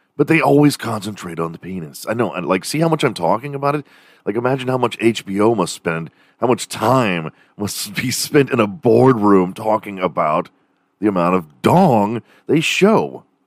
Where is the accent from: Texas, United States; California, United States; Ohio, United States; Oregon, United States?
Texas, United States; Houston; also born or lived in Dallas; growing up in Houston